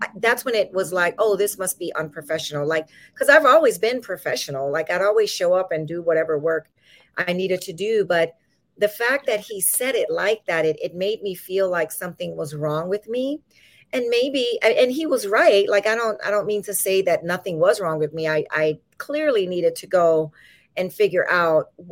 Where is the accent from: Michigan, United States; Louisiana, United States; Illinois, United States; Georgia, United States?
Louisiana, United States; now in California, United States; I'm originally from Louisiana.